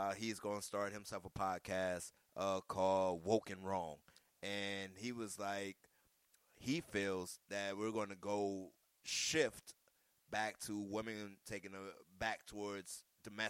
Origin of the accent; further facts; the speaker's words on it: the South, Southern United States, United States; I'm a Southerner. That's my Southern upbringing